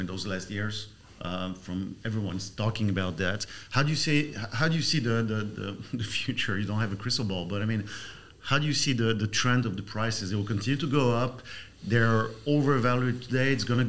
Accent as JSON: {"language": "English", "country": "Switzerland", "lives_now": "Dubai, United Arab Emirates", "said": "I'm coming from Switzerland, which used to be well known as hospitality country with all the hotel schools, you know."}